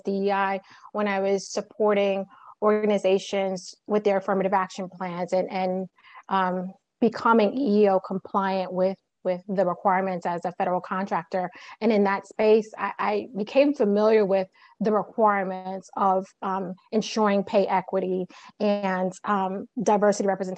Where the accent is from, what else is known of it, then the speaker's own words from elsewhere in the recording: New York City, New York, United States; I was born and raised in Brooklyn, New York